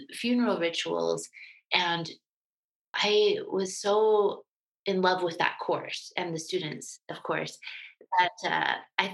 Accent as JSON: {"language": "English", "region": "Utah", "country": "United States", "tie": "born or raised there", "also_born_or_lived": "New Jersey", "moved": "as an adult", "said": "I grew up in a small town in Utah in the 70s and 80s"}